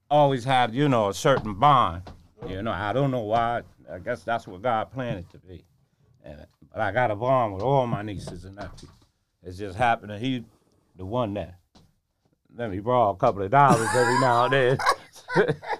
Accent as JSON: {"language": "English", "town": "Norwalk", "region": "Connecticut", "country": "United States", "said": "I'm from Norwalk, and I live in the 261 a long time ago. You know, that's where we from, Connecticut."}